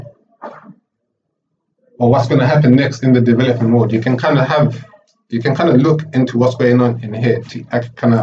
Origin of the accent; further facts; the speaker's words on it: Zimbabwe; moved away; I was born in Africa. I came here like half my life in Zimbabwe, half my life here